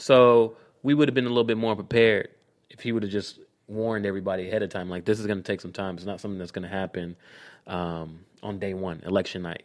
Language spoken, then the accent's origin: English; Clayton County, Georgia, United States; I'm from Clayton County